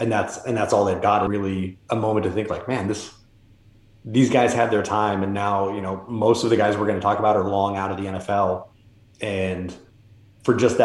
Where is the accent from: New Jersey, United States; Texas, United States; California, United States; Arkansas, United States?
California, United States; Bay Area; I grew up in the Bay Area.